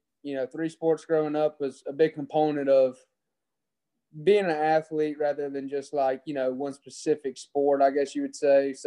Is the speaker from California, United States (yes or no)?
no; Ingomar, Mississippi, United States; I'm from Ingomar, Mississippi, which is about 15 minutes from New Albany, Mississippi.